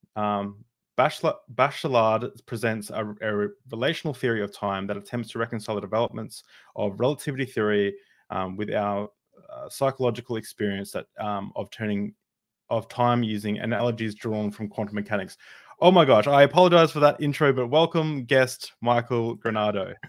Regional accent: Australia; as an Australian

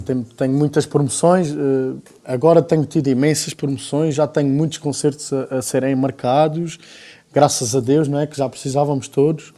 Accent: Alentejo, Portugal; accent: Alentejano; não tenho um alentejano muito carregado na maneira de falar, mas nota-se, é, é, evidente que se nota

